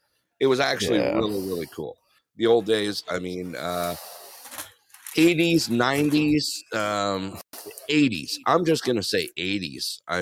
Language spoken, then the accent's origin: English; Big Bear Lake, California, United States; growing up in Big Bear